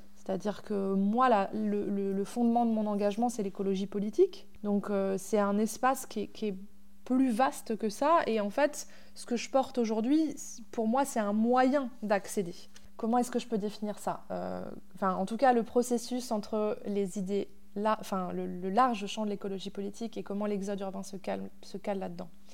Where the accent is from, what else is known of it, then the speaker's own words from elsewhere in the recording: Normandy, France; moved away; j'ai grandi à la campagne mais euh, pas, dans cette campagne-là. J'ai grandi en Normandie